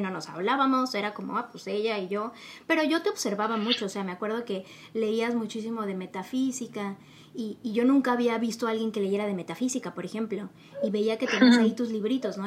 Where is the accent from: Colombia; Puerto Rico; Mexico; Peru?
Mexico